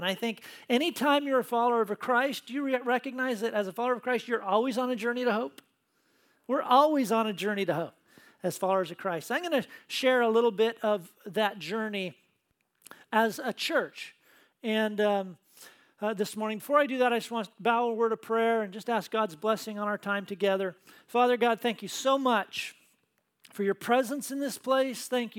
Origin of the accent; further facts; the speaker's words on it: Tacoma, Washington, United States; Lisa and I grew up in the Tacoma area